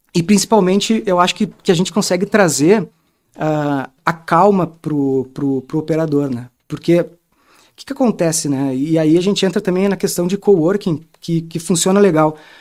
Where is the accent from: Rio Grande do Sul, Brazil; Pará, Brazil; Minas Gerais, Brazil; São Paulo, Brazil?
Rio Grande do Sul, Brazil; Porto Alegre; Eu sou lá do Rio Grande do Sul, de Porto Alegre